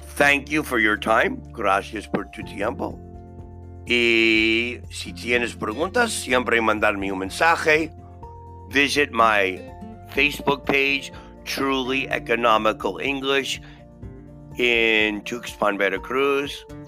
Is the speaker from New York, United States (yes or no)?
yes; New York City, New York, United States; I was born and raised in Brooklyn